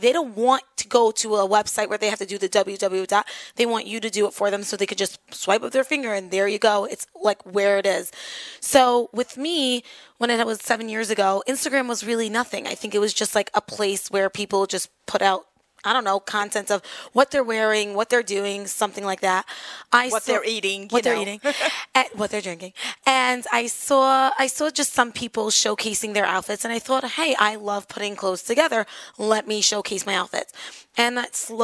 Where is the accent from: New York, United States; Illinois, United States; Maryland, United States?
New York, United States; Five Towns; I'm from the Five Towns and I basically represent it, they wanted someone who's from here